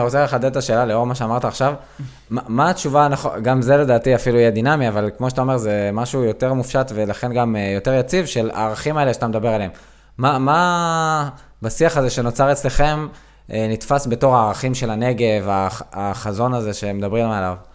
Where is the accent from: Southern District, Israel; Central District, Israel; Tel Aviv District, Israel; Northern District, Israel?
Southern District, Israel; אני דרומי, אני דרומי